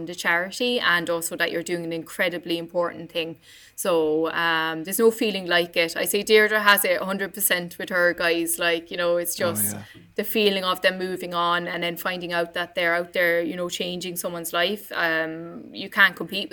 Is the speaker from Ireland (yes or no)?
yes; Ballincollig, Munster, Ireland; I grew up in Ballincollig, so I grew up down the road from Irish Guide Dogs anyway.